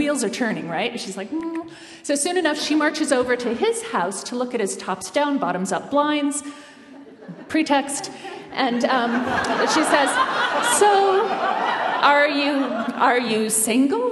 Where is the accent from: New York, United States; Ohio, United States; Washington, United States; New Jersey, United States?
Washington, United States; Bellingham; moved away as an adult; also born or lived in East Coast; I grew up in Bellingham, Washington